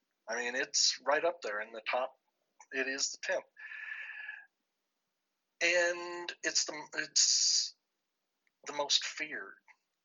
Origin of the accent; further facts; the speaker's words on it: New Mexico, United States; my home state of New Mexico